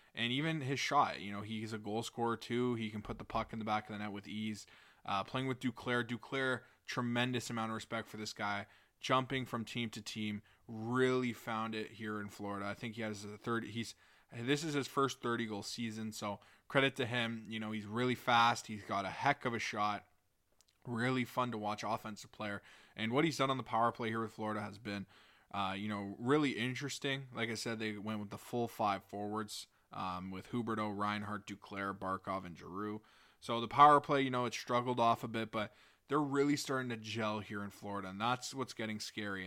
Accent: York Simcoe area, Ontario, Canada; here in my hometown

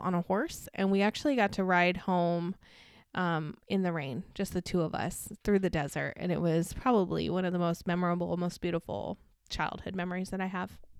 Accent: Barstow, California, United States; I grew up in Barstow, California

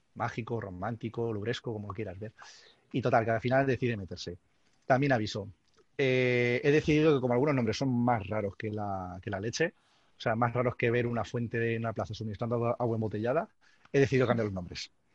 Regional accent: Castilla-La Mancha, Spain; now in Alicante, Spain; como realmente soy manchego, aunque ya llevo unos cuantos años en Alicante

